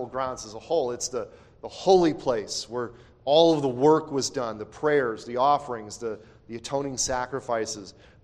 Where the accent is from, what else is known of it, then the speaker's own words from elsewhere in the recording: Chicago, Illinois, United States; I grew up and lived in Chicago.